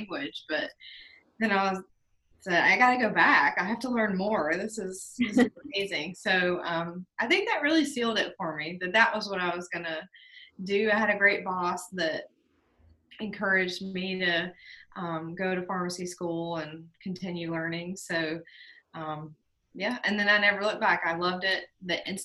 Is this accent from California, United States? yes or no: no; Statesville, North Carolina, United States; I grew up in Statesville, North Carolina